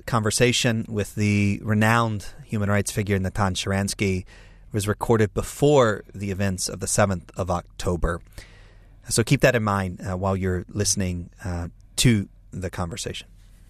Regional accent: United States; I'm an American evangelical leader.

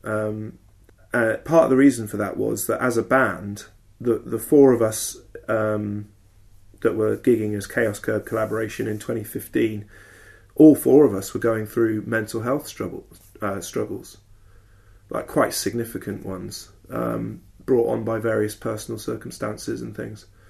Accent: Southern England, United Kingdom; also born or lived in Bournemouth; Southern English men like me

